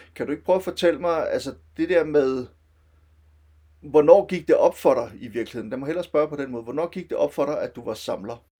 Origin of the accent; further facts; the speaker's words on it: Silkeborg, Central Denmark Region, Denmark; jeg kommer fra Silkeborg oprindeligt, og boede i Silkeborg i min gymnasietid fra slutningen af 80'erne til, til, til starten af 90'erne